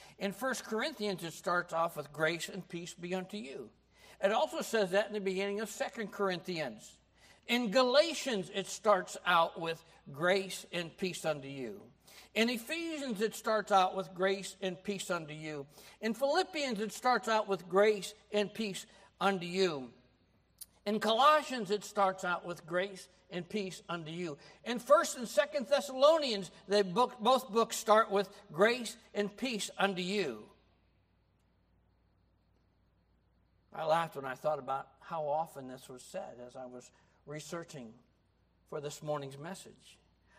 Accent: United States; I grew up in America

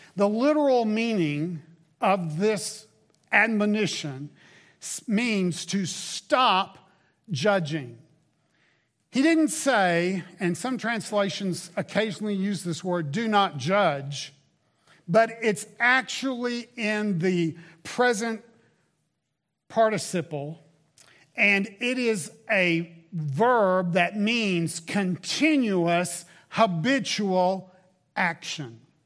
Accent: the South, United States; moved away; Growing up in the South

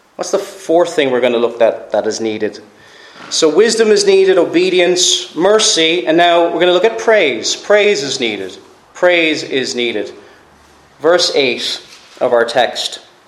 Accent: Cork, Munster, Ireland; moved away; I'm from Cork originally

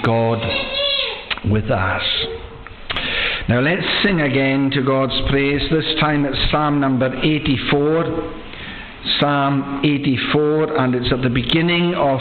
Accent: Loch Broom area, Scotland, United Kingdom; moved away; I'm from the Loch Broom area

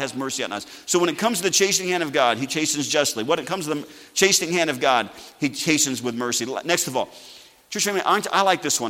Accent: United States; I'm still glad I'm an American

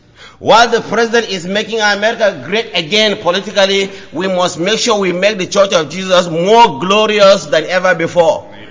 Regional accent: Nigeria; I'm from Africa.

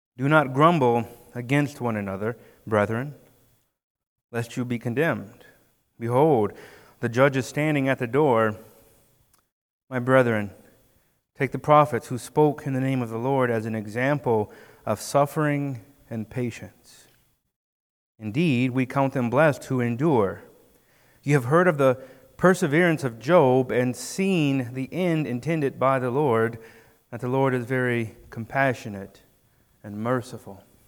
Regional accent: United States; we're American

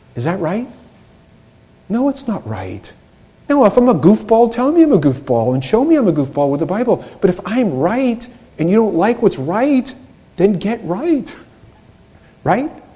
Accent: Boston, Massachusetts, United States; I'm from Boston

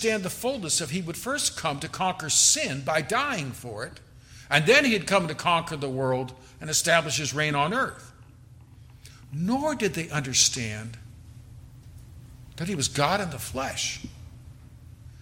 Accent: California, United States; now in Texas, United States; I'm from California

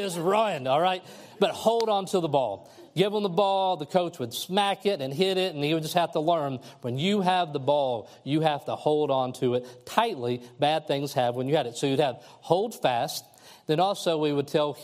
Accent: Kentucky, United States; moved away; I'm from Kentucky

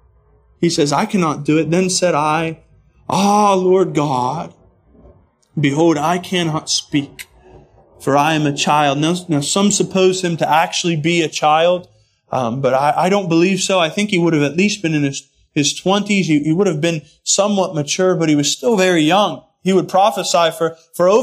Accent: United States; I'm an American, so I'm a mutt

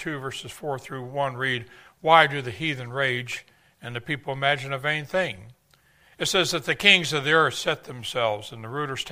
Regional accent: Texas, United States; I'm from Texas

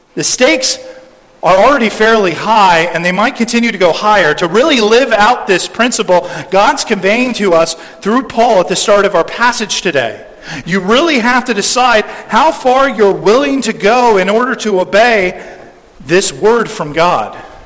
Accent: California, United States; in my home state of California

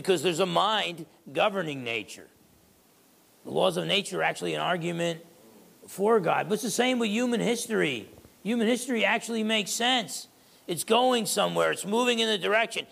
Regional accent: United States; I'm an American

